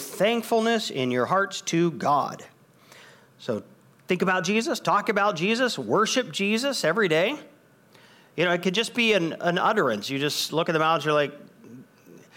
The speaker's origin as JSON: {"language": "English", "country": "United States", "said": "I'm an American"}